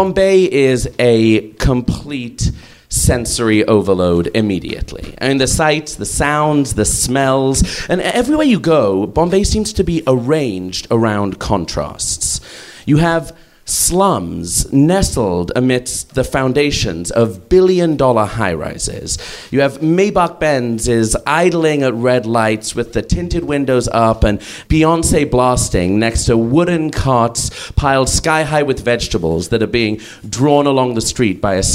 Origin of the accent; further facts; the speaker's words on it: London, United Kingdom; I'm not from India. I'm from London, as you can maybe hear.